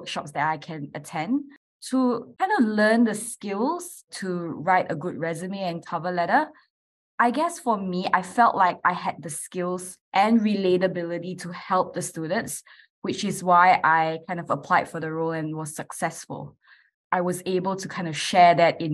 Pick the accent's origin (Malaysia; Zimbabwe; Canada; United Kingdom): Malaysia; moved away as an adult; now in Adelaide, Australia; I'm originally from Malaysia, and I actually moved here about 11 years ago now to do my university